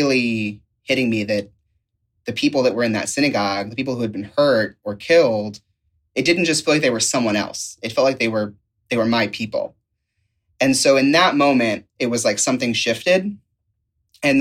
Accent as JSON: {"language": "English", "town": "Youngstown", "region": "Ohio", "country": "United States", "moved": "yes", "lives_now": "Virginia Beach, United States", "said": "I am originally from Youngstown, Ohio, and I currently am residing in Virginia Beach, Virginia"}